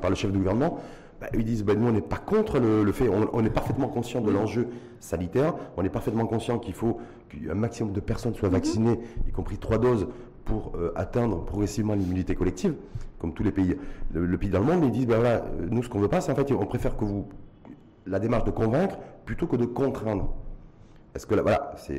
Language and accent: French; Morocco; chez nous, au Maroc